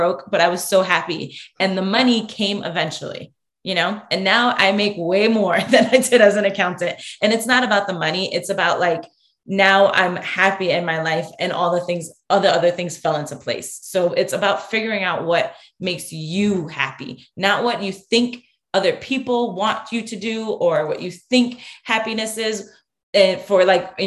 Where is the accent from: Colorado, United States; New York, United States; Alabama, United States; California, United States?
New York, United States; moved away; also born or lived in Connecticut; I'm originally from New York